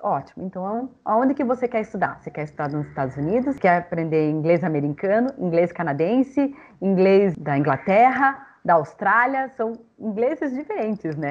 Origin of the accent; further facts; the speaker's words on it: Curitiba, Paraná, Brazil; eu sou aqui de Curitiba